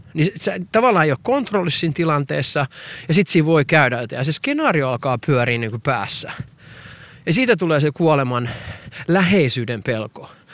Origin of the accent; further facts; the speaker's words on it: Perniö, Southwest Finland, Finland; Minä olen minä olen Perniöstä kotoisin, jos ette tienneet, niin minä olen Perniöstä kotoisin